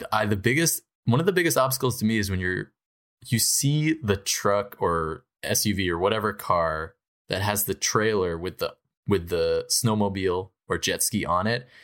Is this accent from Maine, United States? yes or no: no; New Hampshire, United States; I'm from New Hampshire